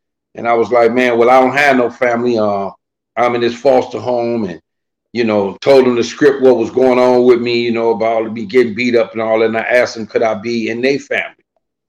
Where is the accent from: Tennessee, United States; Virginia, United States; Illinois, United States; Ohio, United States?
Illinois, United States; Chicago; Well, you know, Chicago is a huge place. And Chicago also has different suburbs surrounding it. Me personally, I was raised in a foster home.